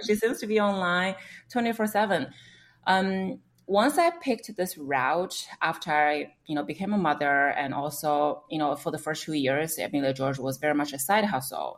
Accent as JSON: {"language": "English", "country": "China", "moved": "as an adult", "lives_now": "United States", "said": "I came from China, so I interned at some of the media mm-hmm. companies back home"}